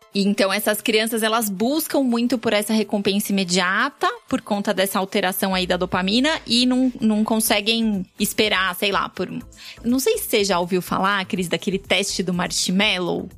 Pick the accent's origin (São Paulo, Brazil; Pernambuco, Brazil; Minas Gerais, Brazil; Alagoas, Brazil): São Paulo, Brazil; Sou nascida e criada na Penha